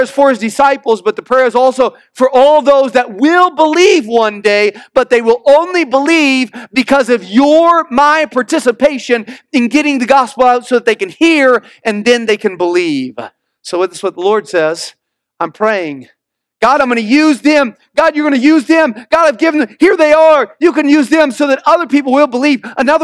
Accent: Missouri, United States; moved away; I'm from the Midwest. And I went back to Missouri where I grew up.

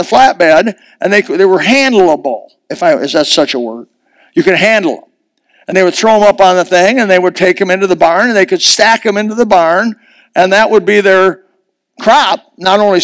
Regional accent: United States; I was raised in Amish country.

